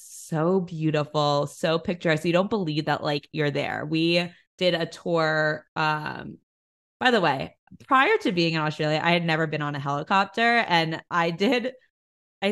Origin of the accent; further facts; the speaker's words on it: New York City, New York, United States; being an East Coaster, I grew up in New York City.